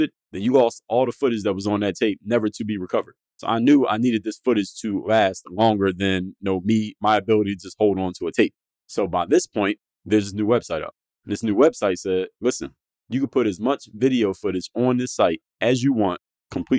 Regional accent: Philadelphia, Pennsylvania, United States; I'm from Philly.

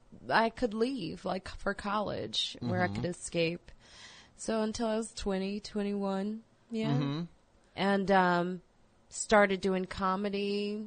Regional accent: Highland Park, Illinois, United States; moved away as an adult; also born or lived in South Side of Chicago / south suburbs of Chicago; I grew up in Highland Park, Illinois.

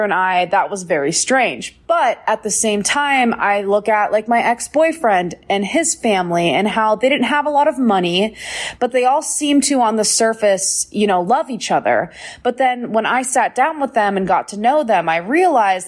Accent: Bozeman, Montana, United States; I grew up in Bozeman, Montana

